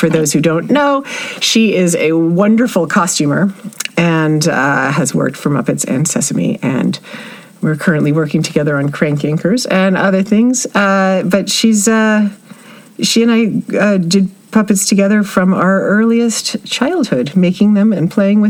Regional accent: Oakland, California, United States; moved away as an adult; also born or lived in New York; I grew up in Oakland, California, and Oakland for a while

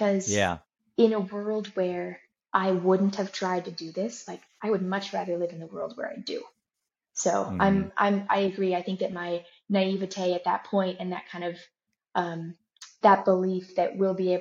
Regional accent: Santa Rosa, California, United States; my hometown specifically and the place that I'm from

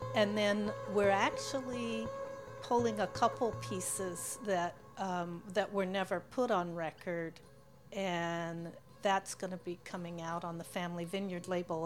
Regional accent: Pacific Northwest, United States; I was from the West Coast, Pacific Northwest.

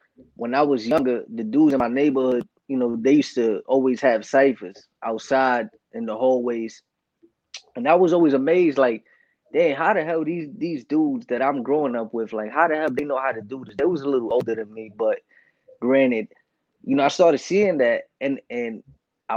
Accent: New York City, New York, United States; I'm actually from the North part of the Bronx

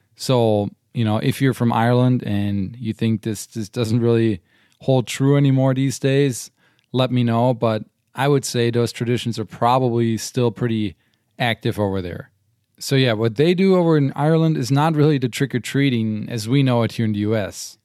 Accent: Germany; now in United States; growing up in Germany

